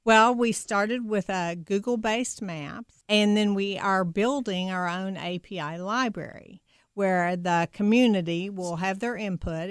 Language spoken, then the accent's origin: English; Kentucky, United States; now in Louisville, United States; I grew up about twenty miles south of University of Kentucky